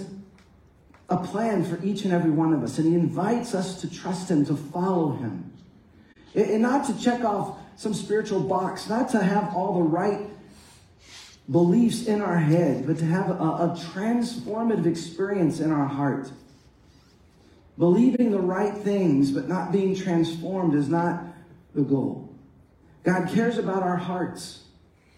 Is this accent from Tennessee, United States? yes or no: no; Dallas-Fort Worth area, Texas, United States; I grew up in the Dallas-Fort Worth area